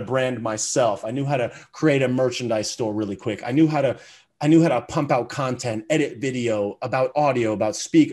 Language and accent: English; United States; I was born in America. with a great family, parents that, that loved me. You know, I grew up and I went to a great elementary school and middle school and high school